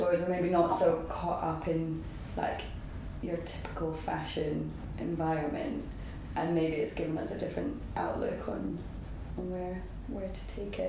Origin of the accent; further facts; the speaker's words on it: Scotland, United Kingdom; moved away; we've both been the youngest of four, grown up in farming backgrounds as well in Scotland.